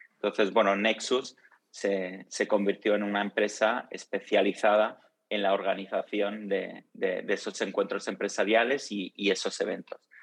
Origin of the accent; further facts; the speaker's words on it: Madrid, Community of Madrid, Spain; also born or lived in Rome, Italy / England; luego nos mudamos, mi familia y yo, a, Madrid. y estuvimos, bueno, eh, viví ahí toda la infancia hasta la universidad